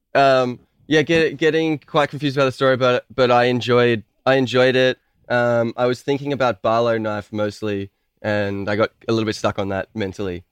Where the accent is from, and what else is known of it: Melbourne, Victoria, Australia